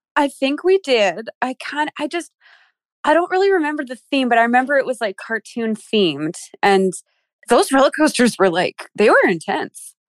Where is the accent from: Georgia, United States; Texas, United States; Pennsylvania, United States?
Pennsylvania, United States; Philadelphia; moved away as an adult; now in Maryland, United States; I'm from Philly